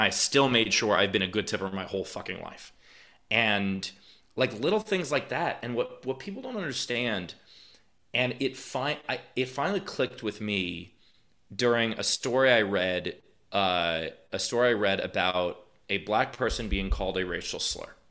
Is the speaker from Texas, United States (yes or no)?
no; New York City, New York, United States; I'm from New York. I'm not from some, you know, small town where I was the only Jew. I, my high school was forty percent Jewish